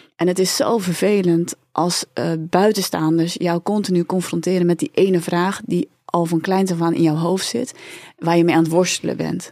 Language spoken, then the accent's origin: Dutch; Hendrik-Ido-Ambacht, South Holland, Netherlands; also born or lived in South Korea; waar kom je vandaan? Dan zeg ik nou uit Hendrikje de Ambacht. Is de tweede vraag waar kom je echt vandaan? Uit Zuid-Korea.